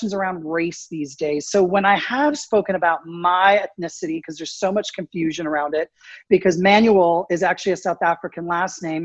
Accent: Canada; moved away as an adult; also born or lived in United States; I grew up in Canada, even though I was born in the States

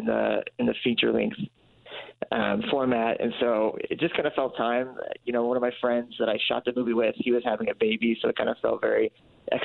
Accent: Kentucky, United States; moved away as an adult; now in Indianapolis, United States; I've been in Indianapolis for the past 6 years, but I grew up mostly in Kentucky

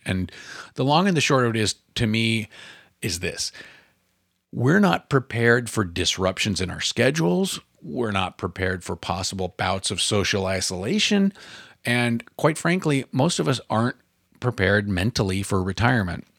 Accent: Oregon, United States; my home state of Oregon

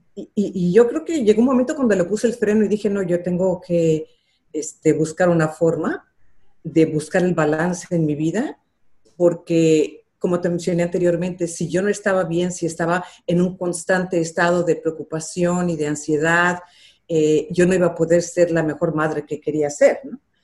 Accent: Los Angeles, California, United States; also born or lived in Mexico City, Mexico; Cuando yo tenía ocho nos regresamos a Los Ángeles

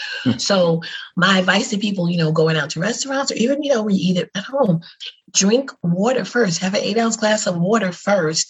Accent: New York, United States; I'm born and raised in New York, but my people are from Alabama on both sides

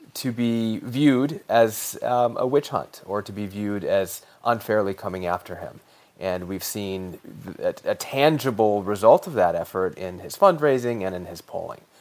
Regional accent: Colorado, United States; my home state of Colorado

